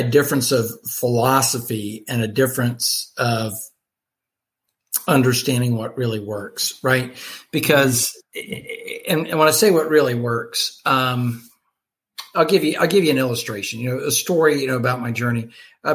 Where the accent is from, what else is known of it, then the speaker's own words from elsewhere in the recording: Columbia, South Carolina, United States; moved away as an adult; now in St. Louis, United States; my move from my hometown, Columbia, South Carolina, to St. Louis, Missouri